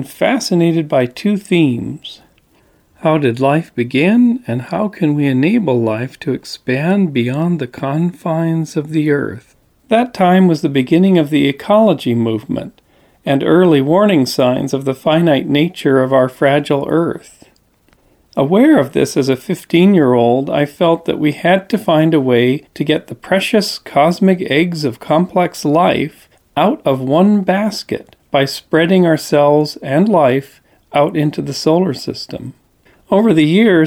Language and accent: English; Santa Cruz, California, United States; my hometown of Santa Cruz, California